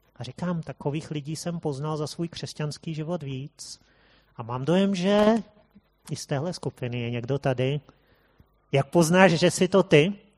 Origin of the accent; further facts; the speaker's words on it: Prague, Czechia; jsme tady Pražáci